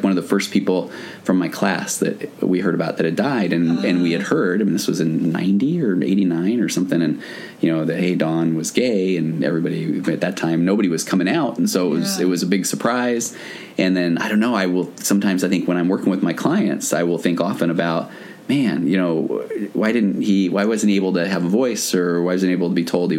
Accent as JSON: {"language": "English", "region": "Utah", "country": "United States", "tie": "born or raised there", "said": "I grew up in Utah"}